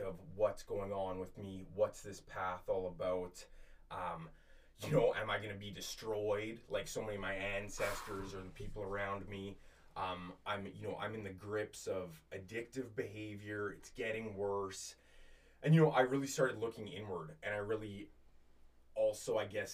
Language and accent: English; Edmonton, Alberta, Canada; I grew up in the Edmonton area